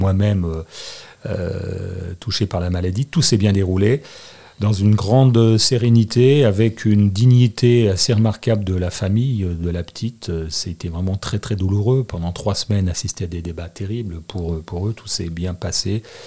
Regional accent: Annecy, Auvergne-Rhône-Alpes, France; also born or lived in Marseille / Corsica / Grenoble; je suis né à Annecy. ma mère était née à Annecy. mes frères et sœurs sont sur Annecy. J'ai fait mes études à Annecy

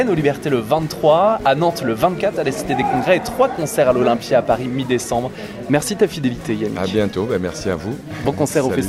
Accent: Wallonia, Belgium; Je viens de Belgique, près de Liège.

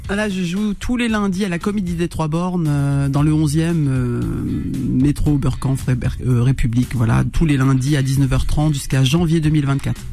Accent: Roubaix, Hauts-de-France, France; j'ai grandi, je suis né euh, à Roubaix

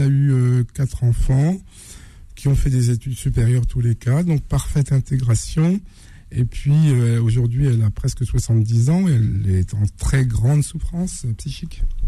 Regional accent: Normandy, France; also born or lived in Blainville-sur-Orne; je suis né en Normandie de parents euh, algériens.

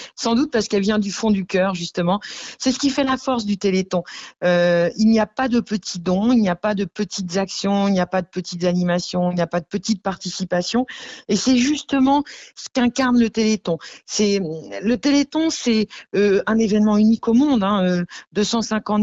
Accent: Camors, Brittany, France; also born or lived in Grand-Champ; je suis originaire de Camor, mais j'ai longtemps vécu aussi à Grandchamp.

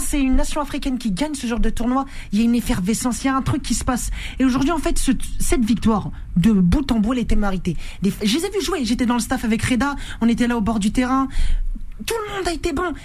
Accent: Rouen, Normandy, France; moi je viens de Rouen.

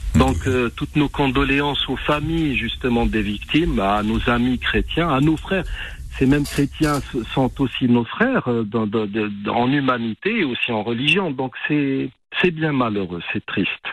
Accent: Algeria; chez nous en Algérie

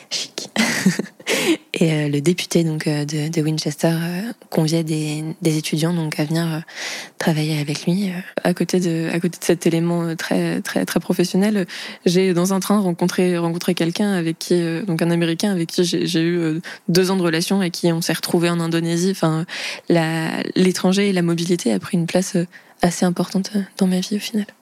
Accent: Vendée, Pays de la Loire, France; born or raised there

